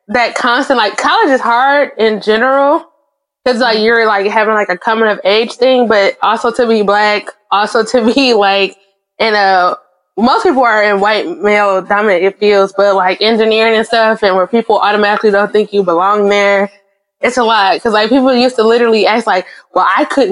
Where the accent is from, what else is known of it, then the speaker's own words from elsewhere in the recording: Detroit, Michigan, United States; growing up in Detroit, all you know is black people